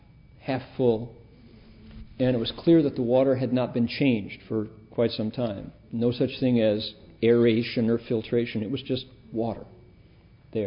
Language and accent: English; Toledo, Ohio, United States; I grew up in Midwestern, Northwestern Ohio, middle class kid in Northwestern, hard scrabble Toledo, Ohio